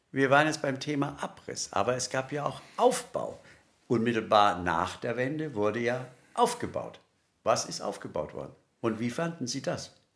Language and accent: German; West Germany, Germany; als Wessi